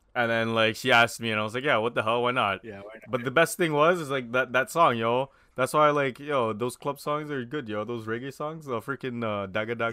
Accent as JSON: {"language": "English", "town": "Toronto", "region": "Ontario", "country": "Canada", "said": "we're all from Scarborough."}